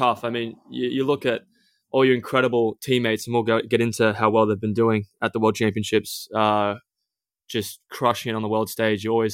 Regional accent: Australia; growing up in Australia

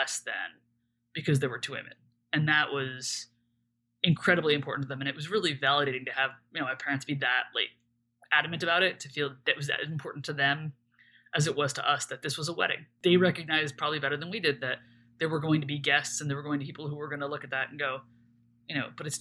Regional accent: New Jersey, United States; we're both from New Jersey and our families are in New Jersey

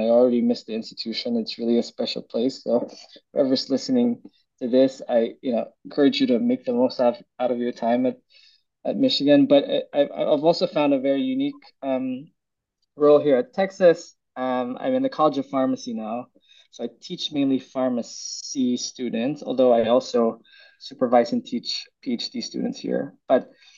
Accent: Philippines; also born or lived in Bay Area, California; now in United States; I was born and raised in the Philippines

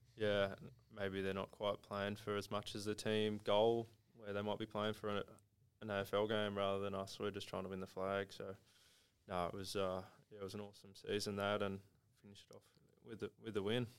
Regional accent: Mount Gambier, South Australia, Australia; also born or lived in Adelaide; now in Geelong, Australia; Growing up in Mount Gambier

